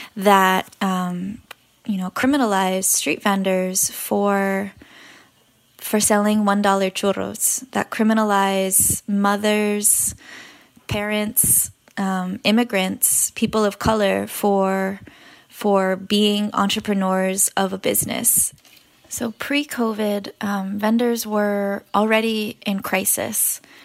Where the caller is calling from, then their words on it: New York City, New York, United States; I am calling in from Elmhurst, Queens